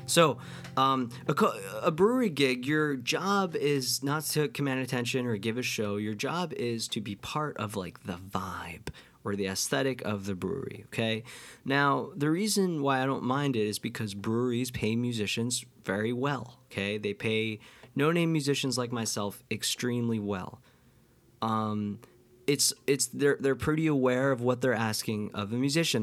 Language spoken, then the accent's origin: English; near Livingston Manor, New York, United States; close to my hometown